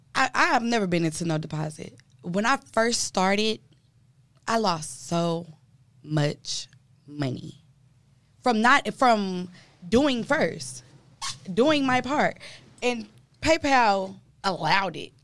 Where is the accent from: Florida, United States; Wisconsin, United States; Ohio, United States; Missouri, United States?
Wisconsin, United States; Milwaukee; my hometown, Milwaukee, Wisconsin